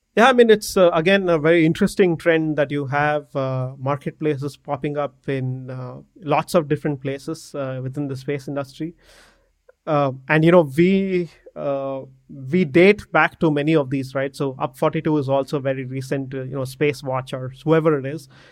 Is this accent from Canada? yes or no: no; Bangalore, Karnataka, India; I'm from Bangalore in India